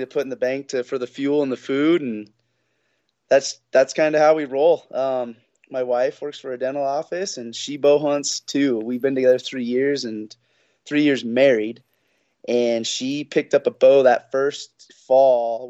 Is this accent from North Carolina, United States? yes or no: no; Sheridan, Wyoming, United States; I'm born and raised in Sheridan